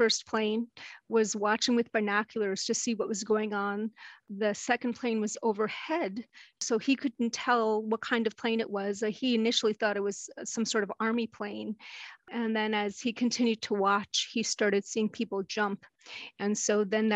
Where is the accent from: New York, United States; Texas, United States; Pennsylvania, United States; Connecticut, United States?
New York, United States; New York City; I grew up in New York City, Manhattan area